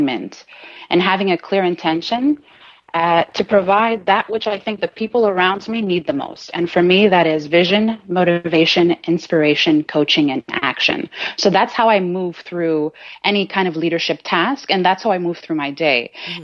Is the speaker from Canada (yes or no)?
yes; Canada; also born or lived in Jamaica / Trinidad; So I live in Montreal, Canada. Uh-huh. So I'm a Canadian girl. And I represent for the island of Jamaica. And I also have heritage in Trinidad.